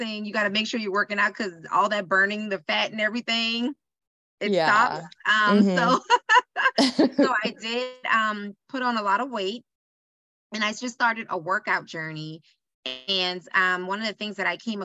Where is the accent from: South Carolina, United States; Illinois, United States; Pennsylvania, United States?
South Carolina, United States; Charleston; moved away as an adult; also born or lived in Greenwood, South Carolina; now in Charlotte, United States; I am from Charleston, South Carolina. Born and raised there.